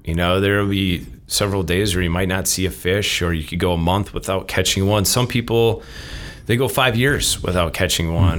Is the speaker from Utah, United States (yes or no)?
no; Minnesota, United States; moved away as an adult; also born or lived in Arizona / Wisconsin; now in Stevens Point, United States; I grew up in Minnesota, uh, played hockey